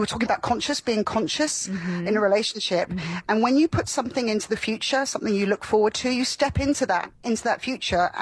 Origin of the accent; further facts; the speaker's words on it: Florida, United States; moved away; also born or lived in London; I grew up in Florida